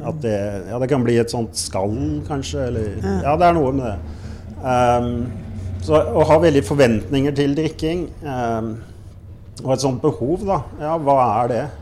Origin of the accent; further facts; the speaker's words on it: United States; also born or lived in Germany / France; now in Oslo, Norway; Så jeg vokste opp i USA, Tyskland, Frankrike.